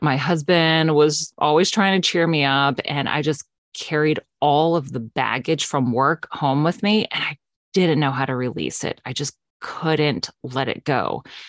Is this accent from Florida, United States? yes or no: yes; West Palm Beach, Florida, United States; I am born and raised in South Florida, West Palm Beach area